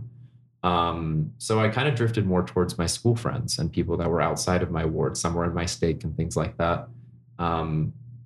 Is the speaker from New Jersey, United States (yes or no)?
no; Orem, Utah, United States; I grew up in Orem, in the heart of Utah County, Family City, USA.